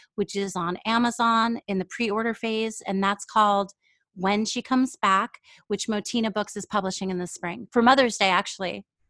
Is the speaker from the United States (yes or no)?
yes; New York, United States; also born or lived in Israel; now in Seattle, United States; in New York, I lived for a long time where there was a lot of Jewish people, but also my elementary school was a melting pot